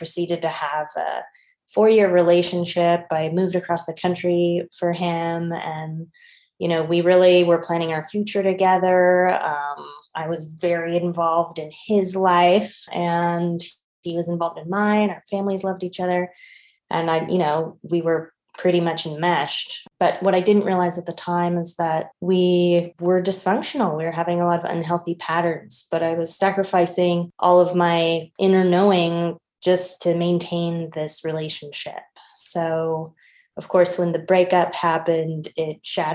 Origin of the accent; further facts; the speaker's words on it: Berkeley, California, United States; moved away; I'm originally from Berkeley, California. I've been living overseas for a while